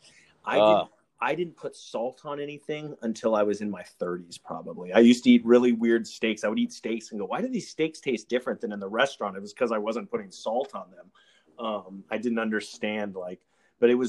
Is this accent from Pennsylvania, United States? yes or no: no; Alaska, United States; also born or lived in Eagle Rock, Los Angeles; now in Los Angeles, United States; Growing up in Alaska